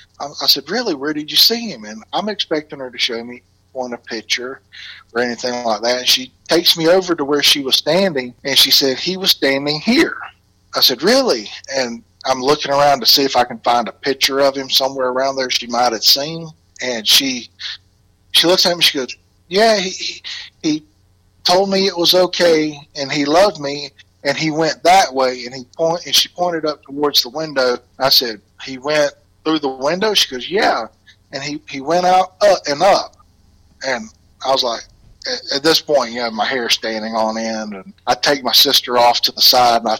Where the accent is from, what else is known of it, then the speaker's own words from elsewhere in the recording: Southeast Alabama, United States; accent: Alabama; moved away as an adult; now in Indianapolis, United States; I'm originally from Southeast Alabama